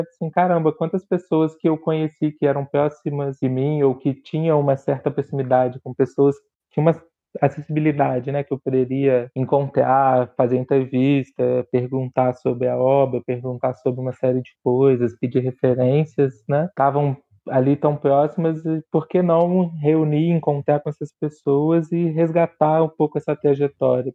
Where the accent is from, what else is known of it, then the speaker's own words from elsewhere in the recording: Juiz de Fora, Minas Gerais, Brazil; moved away as an adult; also born or lived in Rio de Janeiro; eu sou de Juiz de Fora, da periferia de Juiz de Fora, e com 18 anos eu fui para o Rio para fazer faculdade